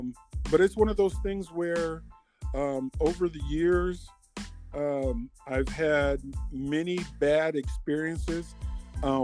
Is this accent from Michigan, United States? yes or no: yes; Muskegon, Michigan, United States; now in Fort Wayne, United States; I've been here for the last 20 plus years. I hail from Muskegon, Michigan, where I grew up with Sean as we attended Central Christian Academy back in 1980.